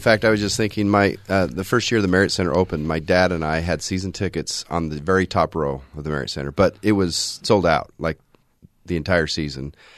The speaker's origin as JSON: {"language": "English", "town": "Orem", "region": "Utah", "country": "United States", "tie": "born or raised there", "also_born_or_lived": "Provo, Utah", "said": "I grew up in this area. I'm an Orem tiger."}